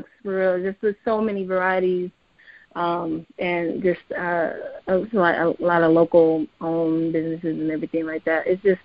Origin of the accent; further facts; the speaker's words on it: Portland, Oregon, United States; I grew up in Northeast Portland.